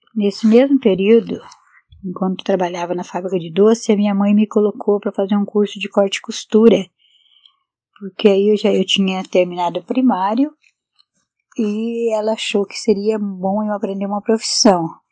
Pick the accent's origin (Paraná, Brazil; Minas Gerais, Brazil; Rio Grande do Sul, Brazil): Paraná, Brazil; Fazenda Cachoeira, Fazenda Santa Maria, Jaguapitã; now in Londrina, Brazil; E daí nessa fazenda eu fiquei até os meus 14 anos. Depois a gente mudou da Fazenda Cachoeira para uma outra fazenda, Santa Maria, onde nós moramos é, três anos. Ali eu fiquei dos meus 14 até os 17 anos